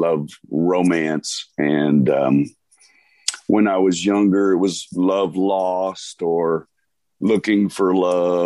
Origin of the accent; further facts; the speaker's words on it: Conroe, Texas, United States; also born or lived in Houston, Texas; now in New Braunfels, United States; I was born in Houston, but my parents moved to Conroe, which is kind of country, and it certainly was in the 70s.